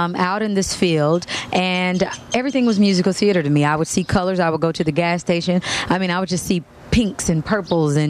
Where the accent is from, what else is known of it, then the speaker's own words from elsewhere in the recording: Kansas, United States; But then I'm really from Kansas, so would that make me a Kanzanian?